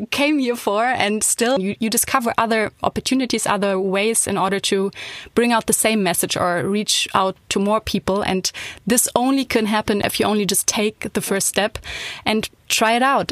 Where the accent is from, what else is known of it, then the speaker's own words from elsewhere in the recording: Hamburg, Germany; moved away as an adult; also born or lived in Berlin; now in Düsseldorf, Germany; I'm from Hamburg